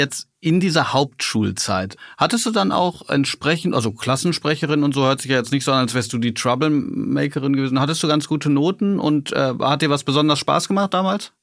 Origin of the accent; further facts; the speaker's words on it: Hagen, North Rhine-Westphalia, Germany; moved away; meine alte Heimat Hagen